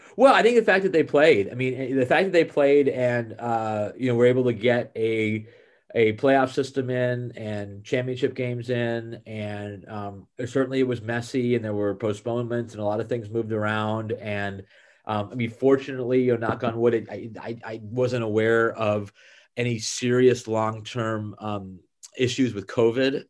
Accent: Bay Area, California, United States; I grew up in the Bay Area

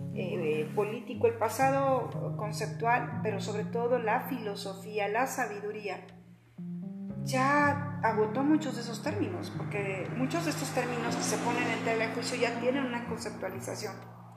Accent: Zamora, Michoacán, Mexico; Soy zamorana y bueno, toda mi vida la he pasado en Zamora.

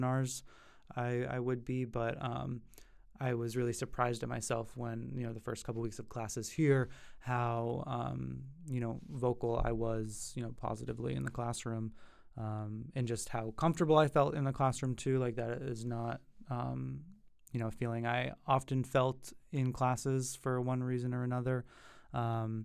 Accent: New Hampshire, United States; moved away as an adult; now in Boston, United States; I'm from New Hampshire, as I mentioned earlier. You know, New Hampshire is a really beautiful state, and I was lucky to grow up with family that had, you know, a house on the lake

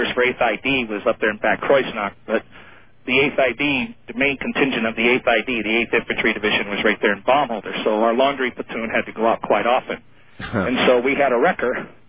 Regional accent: northern Maine, United States; I grew up in Maine. In Maine. So yeah, way up there in the confines of northern Maine on a dairy farm.

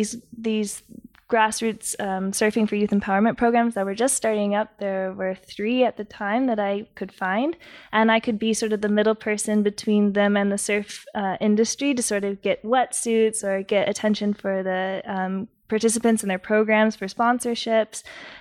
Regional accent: San Diego, California, United States; I am originally from San Diego.

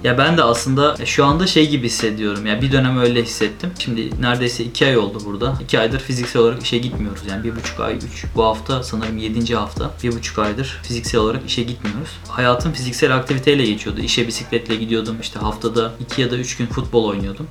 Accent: Ankara, Turkey; moved away as an adult; also born or lived in Istanbul; now in Netherlands; 1990 Ankara'da doğdum.

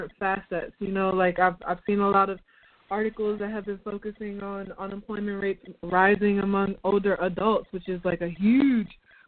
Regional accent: North Carolina, United States; moved away as an adult; also born or lived in Uganda; I'm from North Carolina, and I found my way back here because we were evacuated

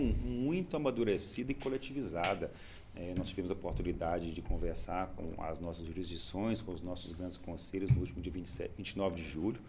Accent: Santa Maria do Suaçuí, Minas Gerais, Brazil; now in Belo Horizonte, Brazil; eu já estou fora da minha já há 25 anos, sou de Santa Maria do Suaçuí

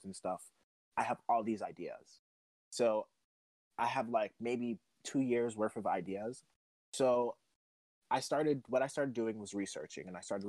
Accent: New York City, New York, United States; I'm from the Bronx

